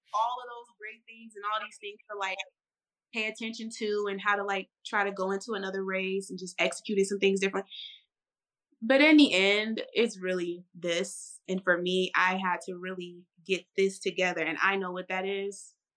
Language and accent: English; St. Louis, Missouri, United States; moved away; I'm initially from St. Louis, Missouri, St. Louis, Missouri